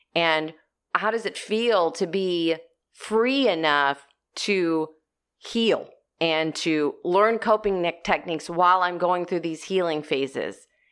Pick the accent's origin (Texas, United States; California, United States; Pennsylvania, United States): Texas, United States; Corpus Christi; we grew up in Corpus Christi, Texas